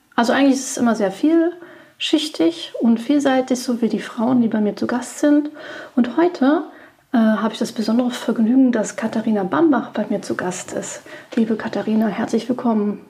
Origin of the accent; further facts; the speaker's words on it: Berlin, Germany; Ich bin geborene Berlinerin